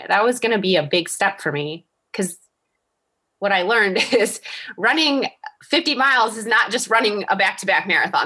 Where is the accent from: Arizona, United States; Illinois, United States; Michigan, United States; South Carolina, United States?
Michigan, United States; Detroit; it's my hometown race